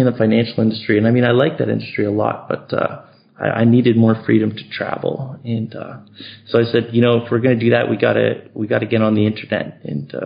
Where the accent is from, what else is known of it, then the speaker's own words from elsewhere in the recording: Yellowknife, Northwest Territories, Canada; moved away; I grew up in Canada, up in the far north, a really cold place.